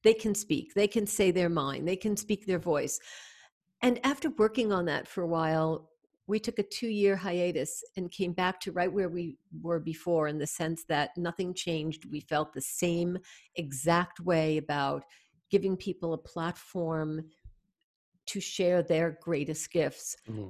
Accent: New York City, New York, United States; moved away as an adult; now in Canada; Although I'm from New York and came to Canada 30 years ago, a little bit more.

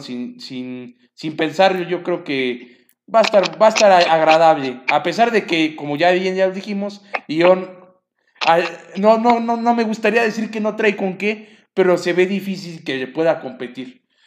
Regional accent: Mexico; como mexicanos

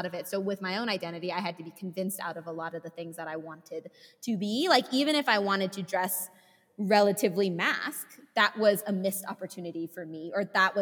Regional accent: California, United States; now in Utah, United States; I'm from California, but I live in Utah

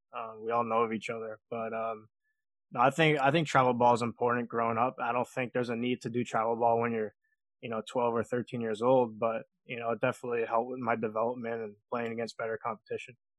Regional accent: Long Island, New York, United States; I'm from Long Island, New York. I was born and raised here, and I'm I'm still living here

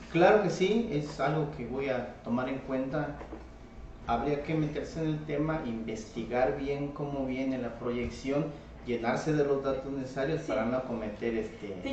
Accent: Chihuahua, Mexico; Yo nací en Chichimá, fui, este, cargué leña con burritos, sembraba hortalizas, me metía en el arroyo las 5 de la mañana a lavar mis rábanos y mis betabeles

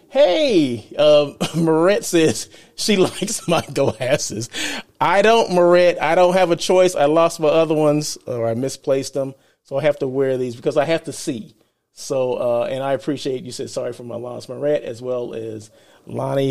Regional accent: Blythe, California, United States; now in Los Angeles, United States; I'm from Blythe, California, right? Small country town, um, in the desert

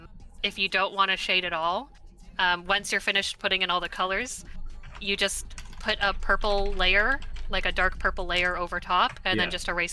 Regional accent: Mississauga, Ontario, Canada; I was, I was born here. My parents were not, but I was born in Mississauga, Ontario.

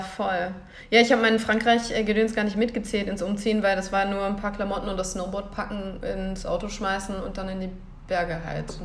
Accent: Lich, Hesse, Germany; moved away as an adult; also born or lived in Lahn-Dill-Kreis near Wetzlar / Aachen / Mainz; nach Lich, wo ich dann aufgewachsen bin

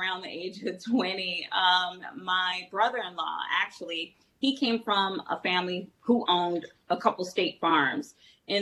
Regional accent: Chicago, Illinois, United States; I'm originally from Chicago

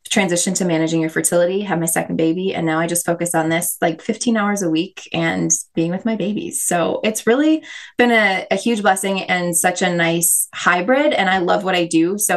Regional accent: Minnesota, United States; I totally was. Yeah. We actually, David and I are both from the same town, um

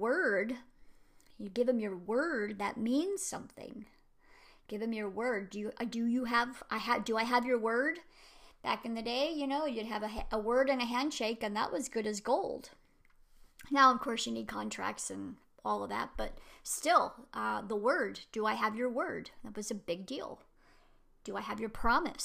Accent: United States; I'm an American

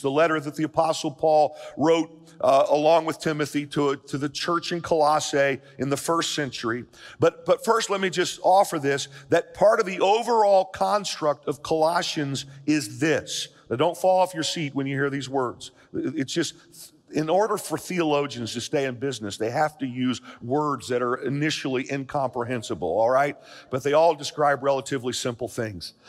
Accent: United States; I'm an American, I'm a citizen of this country, I love the USA

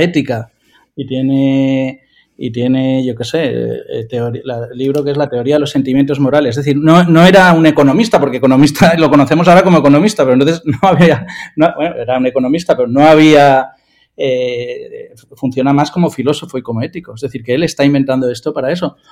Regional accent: Valencia, Valencian Community, Spain; yo soy de Valencia

